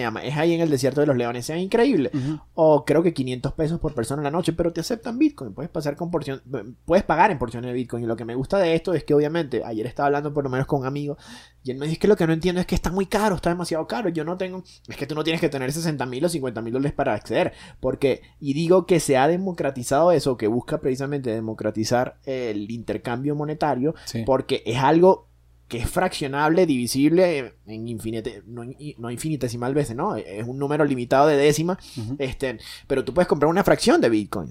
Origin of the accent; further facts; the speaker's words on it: Venezuela; moved away as an adult; now in Mexico; Y yo nací en Venezuela